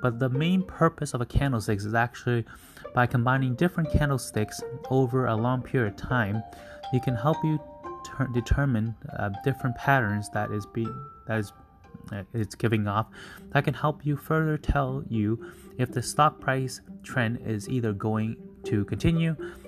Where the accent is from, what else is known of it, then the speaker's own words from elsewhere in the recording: Canada; I'll just use North America because I'm from Canada.